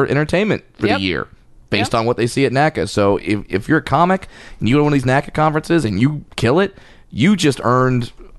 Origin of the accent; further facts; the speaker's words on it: Orange County, California, United States; Well, well, you know, I'm from Orange County.